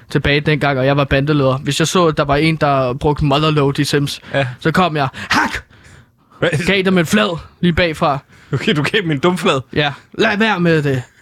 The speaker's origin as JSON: {"language": "Danish", "town": "Herlev", "region": "Capital Region of Denmark", "country": "Denmark", "said": "så tager man tilbage til Herlev, hvor jeg er fra, øh, i mit tilfælde"}